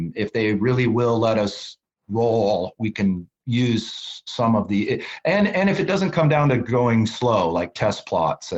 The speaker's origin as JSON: {"language": "English", "town": "Mancos", "region": "Colorado", "country": "United States", "tie": "born or raised there", "said": "I grew up in Mancos, Colorado"}